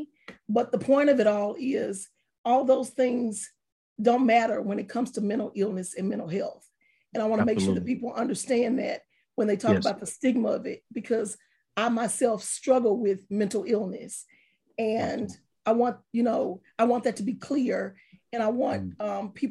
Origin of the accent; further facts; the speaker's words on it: Palestine, Texas, United States; also born or lived in Tucker, Texas; I'm from Palestine, Texas. More specifically, I'm from a real small country town called Tucker